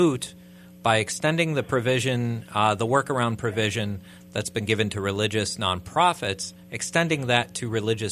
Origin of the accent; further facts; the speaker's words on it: Wheaton, Illinois, United States; I was born in Wheaton